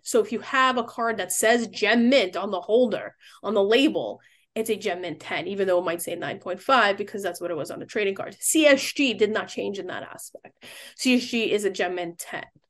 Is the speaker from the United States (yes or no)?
yes; New York City, New York, United States; I was born in the Bronx